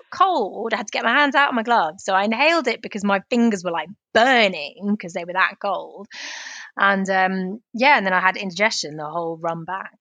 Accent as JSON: {"language": "English", "town": "Cookham", "region": "South East England", "country": "United Kingdom", "said": "I'm not from Marlowe or Maidenhead. I might add, I'm from Cookham."}